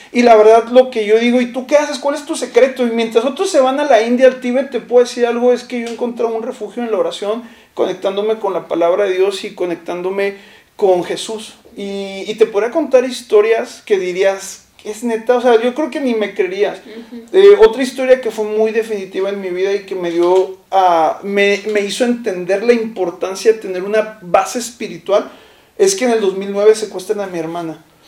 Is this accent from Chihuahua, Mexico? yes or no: yes; Chihuahua, Mexico; yo vivía, eh, recién llegué, vivía en una colonia de Chihuahua que se llama la colonia de Guadalupe